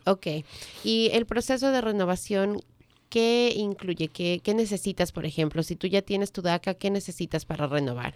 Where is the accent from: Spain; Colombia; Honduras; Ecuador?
Ecuador; now in United States; soy del Ecuador